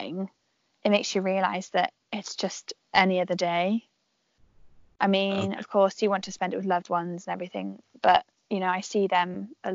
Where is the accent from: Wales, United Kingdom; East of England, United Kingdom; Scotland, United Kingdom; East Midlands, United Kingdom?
Wales, United Kingdom; near the Shropshire border, mid; first language English; also born or lived in Italy / Hong Kong; I grew up in the UK. I can speak English. Like, English is my native tongue